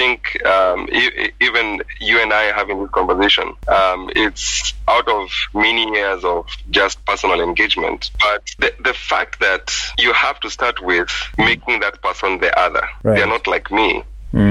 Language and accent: English; Kenya; I was from middle-class Kenya and I couldn't speak my mother tongue, you know, very eloquently